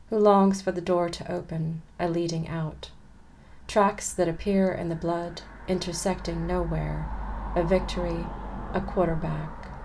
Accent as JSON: {"language": "English", "region": "California", "country": "United States", "tie": "born or raised there", "said": "it was again growing up in Southern California and going to school, and particularly around the times of the riots"}